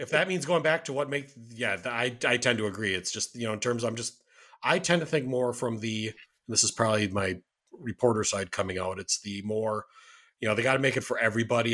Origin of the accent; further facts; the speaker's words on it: Wisconsin, United States; showed up at the Sears in the mall in my hometown